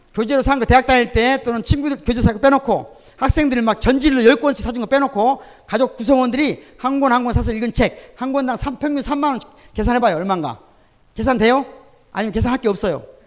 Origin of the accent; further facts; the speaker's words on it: Sunchang, North Jeolla, South Korea; now in Gwangju, South Korea; 내 고향이 전라북도 순창입니다.